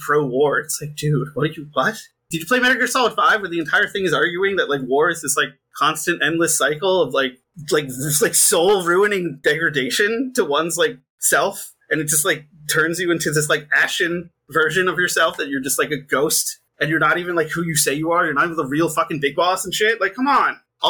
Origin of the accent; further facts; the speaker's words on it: Hull, Massachusetts, United States; I grew up in Hull, like, partially, because, like, the South Shore